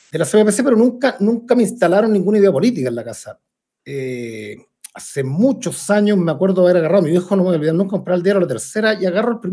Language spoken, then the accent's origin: Spanish; Puente Alto, Santiago Metropolitan Region, Chile; me crié en Ponte Alto, en otro Ponte Alto